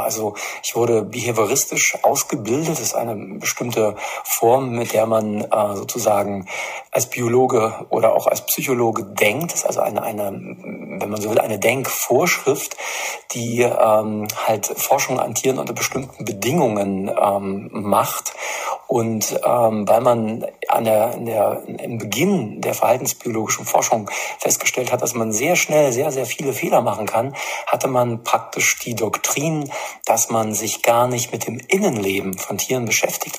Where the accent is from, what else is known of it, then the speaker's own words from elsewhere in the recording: East Germany, Germany; now in Erfurt, Germany; damals in der DDR